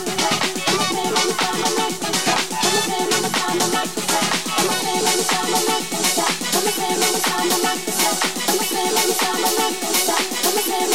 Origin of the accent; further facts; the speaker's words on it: Spain; I am from Spain.